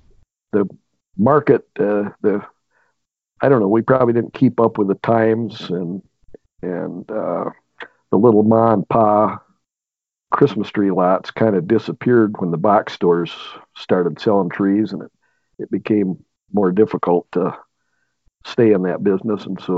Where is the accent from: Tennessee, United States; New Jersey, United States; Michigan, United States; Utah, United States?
Michigan, United States; Benzie County; I grew up here in Benzie County. The only time I've been away is when I was at school up at Michigan Tech up in Houghton, and part of a family farm.